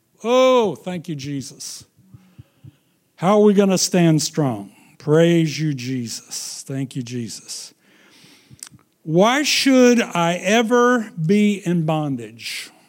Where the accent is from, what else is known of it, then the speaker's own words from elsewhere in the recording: Missouri, United States; Well, I can understand that. I'm from Missouri.